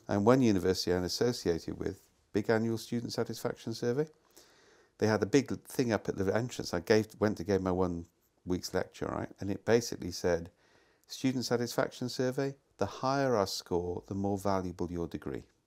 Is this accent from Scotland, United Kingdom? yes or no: no; Wales, United Kingdom; moved away; I come from Wales. We have real hills there